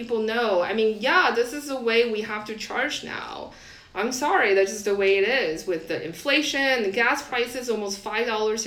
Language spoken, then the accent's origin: English; Taiwan; moved away as an adult; I grew up in Taiwan, that's how our education system is